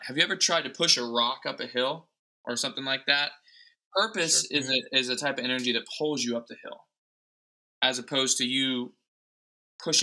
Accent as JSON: {"language": "English", "town": "Anderson", "region": "Indiana", "country": "United States", "tie": "born or raised there", "moved": "yes", "lives_now": "Los Angeles, United States", "said": "I live here in Los Angeles, born and bred in Indianapolis, Indiana, small town, Anderson, Indiana."}